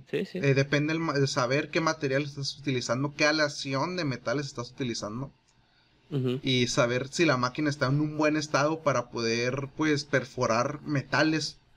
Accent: Chihuahua, Mexico; somos de Chihuahua

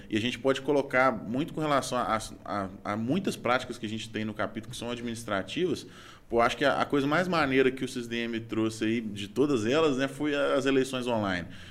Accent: Belo Horizonte, Minas Gerais, Brazil; eu sou daqui

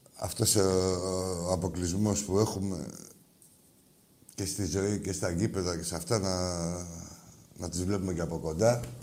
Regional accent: Piraeus, Attica, Greece; μεγάλωσα στην Αγία Σοφιά, έτσι στα μανιάτικα

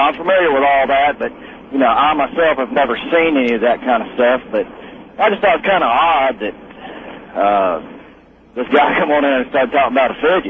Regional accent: Point Pleasant, United States; moved away as an adult; now in Atlanta, United States; that's when I moved away from Point Pleasant back here to Atlanta.

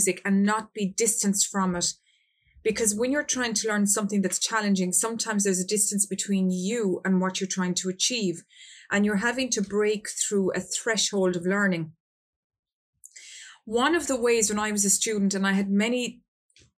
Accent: Ireland; I'm from Ireland

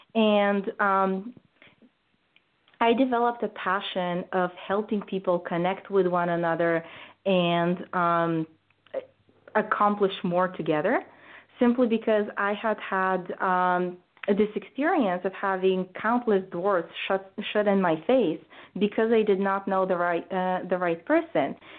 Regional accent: Bulgaria; moved away as an adult; now in United States; I grew up in Bulgaria, which is a post communist country

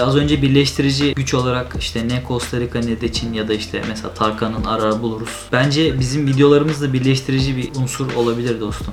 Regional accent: Ankara, Turkey; moved away as an adult; also born or lived in Istanbul; now in Netherlands; 1990 Ankara'da doğdum.

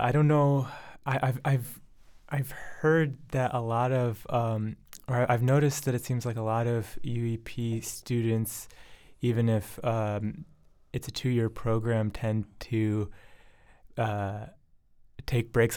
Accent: Ann Arbor, Michigan, United States; moved away as an adult; also born or lived in Boston area, Massachusetts / Arlington, Massachusetts; now in Somerville, United States; I was born and raised in Ann Arbor, Michigan

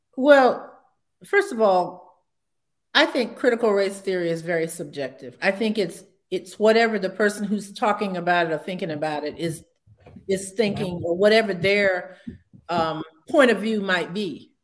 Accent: Savannah, Georgia, United States; moved away as an adult; also born or lived in Providence, Rhode Island / Montgomery, Alabama; I came back to my hometown in Savannah

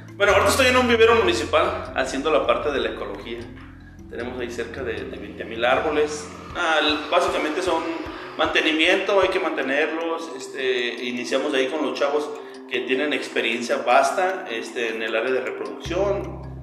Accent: Zamora, Michoacán, Mexico; soy originario de Zamora, Michoacán, aquí he radicado toda mi vida

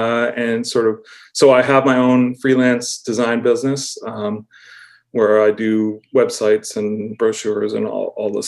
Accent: Auburn, Massachusetts, United States; moved away as an adult; now in Western Massachusetts, United States; I grew up in just outside of Worcester in Auburn, Mass

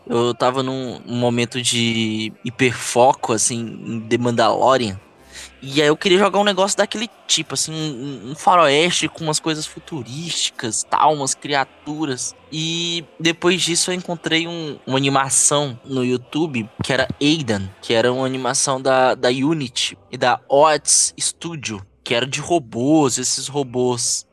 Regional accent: Ceará, Brazil; eu sou nascido e criado aqui no Ceará

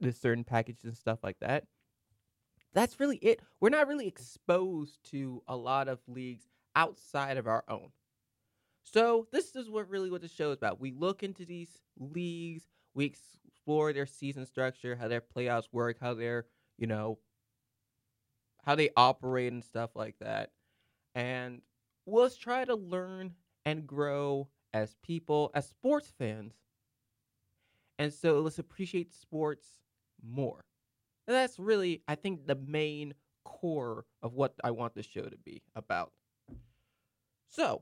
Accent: United States; as an American

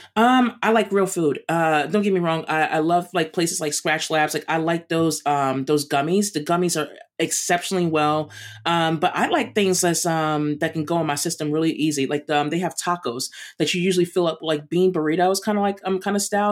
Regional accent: New York, United States; I'm a East Coast girl, I'm from New York

